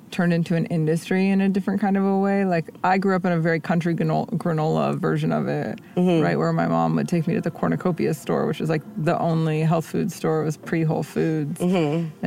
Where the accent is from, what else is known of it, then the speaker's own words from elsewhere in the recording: Bay Area, California, United States; moved away; i grew up in the bay